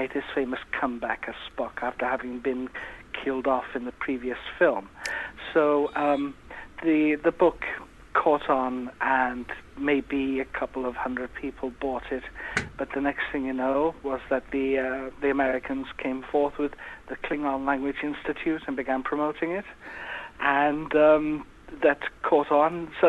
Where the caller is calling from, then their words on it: Wales, United Kingdom; It's actually North Wales.